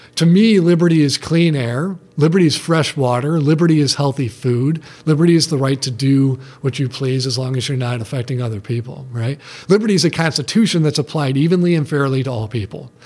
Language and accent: English; Detroit, Michigan, United States; I grew up in Detroit